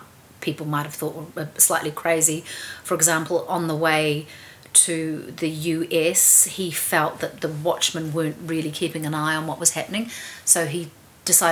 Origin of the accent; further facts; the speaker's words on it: Auckland, New Zealand; when I grew up in Devonport.